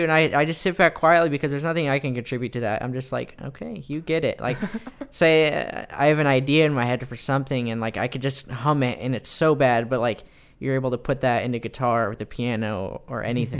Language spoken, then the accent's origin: English; Fullerton, California, United States; I am. I'm from the West Coast, Southern California, Orange County, Fullerton, California, represent.